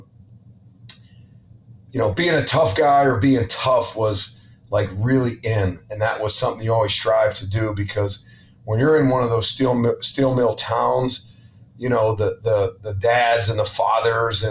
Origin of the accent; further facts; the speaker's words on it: Ambridge, Pennsylvania, United States; moved away; I'm originally from Pittsburgh, Pennsylvania, or a small town outside of Pittsburgh called Ambridge